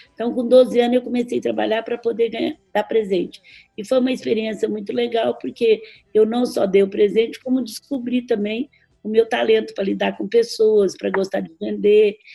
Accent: Franca, São Paulo, Brazil; nós somos de Franca

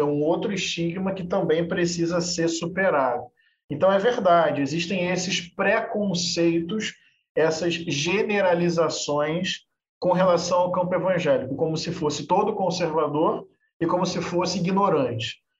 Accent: Niterói, Rio de Janeiro, Brazil; Eu nasci em Niterói, aqui uma cidade do lado do Rio de Janeiro. Morei lá até 2016. Eu cresci num bairro periférico popular da zona norte de Niterói

